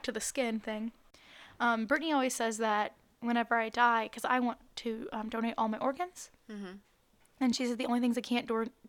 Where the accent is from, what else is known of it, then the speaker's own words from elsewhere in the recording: Wales, United Kingdom; Except my skin, apparently, because I'm from Wales.